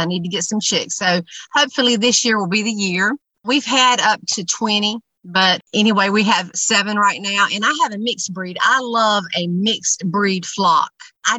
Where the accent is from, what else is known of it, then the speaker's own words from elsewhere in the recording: Graham, North Carolina, United States; also born or lived in Burlington, North Carolina; Well, we're from the area. I grew up in a little town beside the town we live in now. But if you blink, you'll miss it. But it's called Graham, and now we live in Burlington, and we have about 8 acres out here.